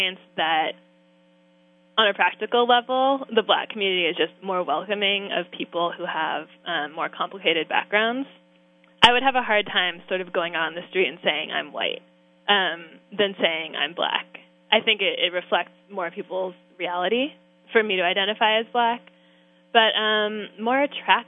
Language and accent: English; San Francisco Bay Area, California, United States; I'm from California, but I'm also from the San Francisco Bay Area